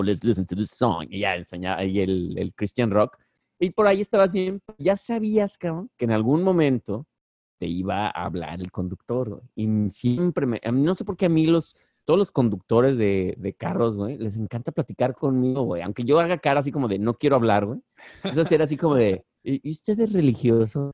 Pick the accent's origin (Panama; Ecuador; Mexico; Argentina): Mexico; now in Bronx, United States; soy el único mexicano en, el grupo